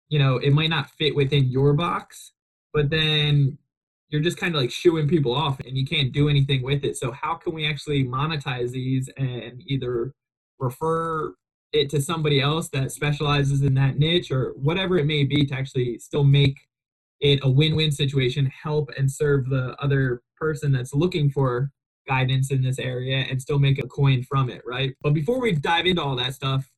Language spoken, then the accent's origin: English; New Jersey, United States; I grew up in New Jersey